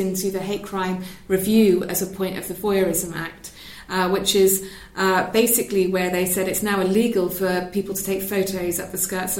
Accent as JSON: {"language": "English", "region": "Wales", "country": "United Kingdom", "said": "I'm from Wales"}